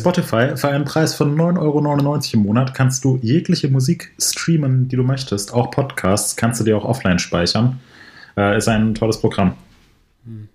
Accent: Ober-Mörlen, Hesse, Germany; moved away; ich bin gerade in meinem Elternhaus

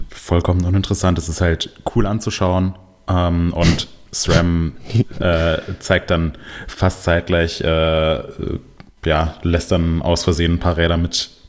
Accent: Denmark; Ich bin ähm, doch Däne.

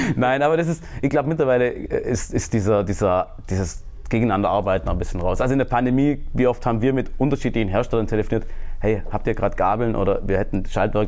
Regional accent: Germany; ich komme aus Deutschland, bin fürs Marketing zuständig

